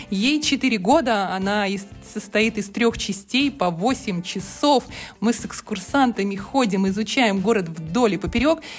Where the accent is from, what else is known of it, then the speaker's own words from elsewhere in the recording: Minsk, Belarus; now in Tomsk, Russia; я из Минска приехала в Томск.